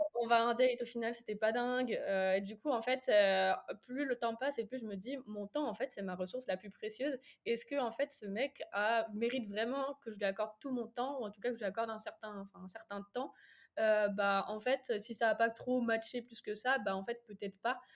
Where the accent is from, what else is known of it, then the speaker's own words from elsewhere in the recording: Angers, Pays de la Loire, France; je suis d'Angers, très fière de l'être.